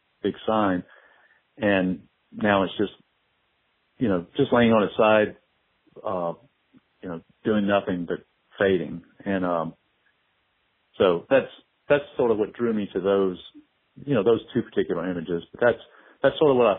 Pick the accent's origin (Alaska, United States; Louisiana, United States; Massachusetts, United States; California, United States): Louisiana, United States; Morgan City; now in New Orleans, United States; I grew up in Morgan City, Louisiana